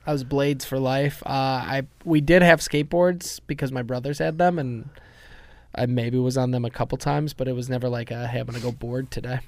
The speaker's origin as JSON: {"language": "English", "town": "Chicago", "region": "Illinois", "country": "United States", "also_born_or_lived": "Washington, D.C.", "accent": "Chicago", "moved": "yes", "said": "I had a Chicago accent until I moved to D C"}